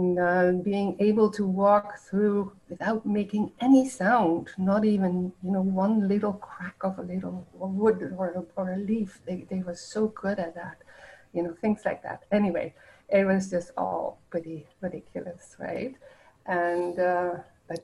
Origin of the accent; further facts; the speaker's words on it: The Hague, South Holland, Netherlands; also born or lived in Winnipeg, Canada; now in Canada; I do come from the Netherlands. I was born in The Hague just right after the war, and I grew up there.